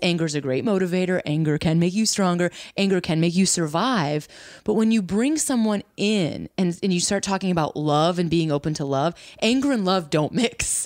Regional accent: near the Wisconsin border, Illinois, United States; also born or lived in Chicago; I'm right from the border of Wisconsin

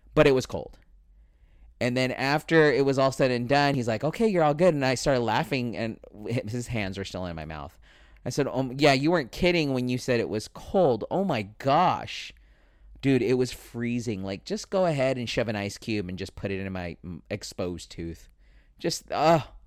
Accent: Spring Valley, California, United States; Where I grew up in Spring Valley was the ghetto side

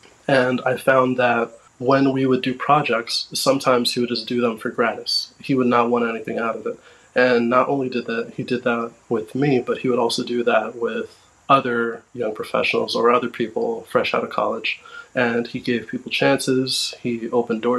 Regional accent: Westbury, New York, United States; my hometown

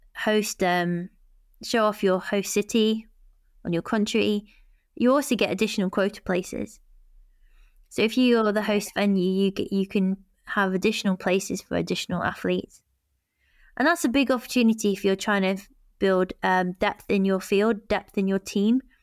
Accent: United Kingdom; we're British

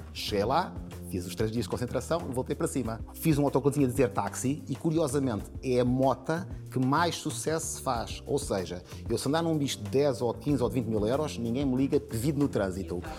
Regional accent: Portugal; enquanto português

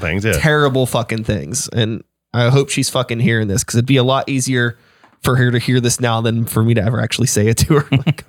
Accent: Wilkinsburg, Pennsylvania, United States; I grew up in Wilkinsburg. So I'm like in the like inner city, you know what I mean?

